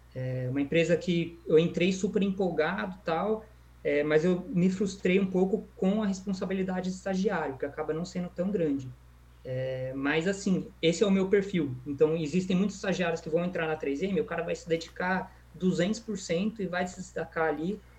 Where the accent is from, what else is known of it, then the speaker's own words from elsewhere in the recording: Valinhos, São Paulo, Brazil; also born or lived in Vinhedo / São Carlos / Limeira; eu moro em Valinhos desde 2005, então já fazem aí 15 anos. E então eu tenho bastante convivência aí com a cidade, a maior parte da minha vida eu morei aqui. Antes, antes disso eu morei em Vinhedo